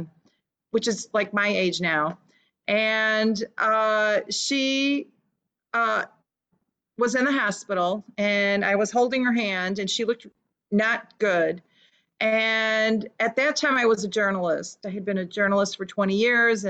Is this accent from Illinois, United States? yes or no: yes; Chicago, Illinois, United States; first language Lithuanian; English is a second language; I was born in Chicago, 1960s, and my parents came from Lithuania and raised me to be a good little Lithuanian girl. And spoke only Lithuanian until I was in kindergarten